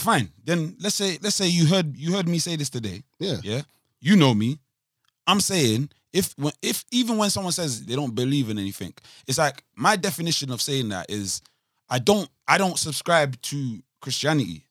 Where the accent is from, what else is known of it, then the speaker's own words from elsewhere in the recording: Nigeria; I'm Nigerian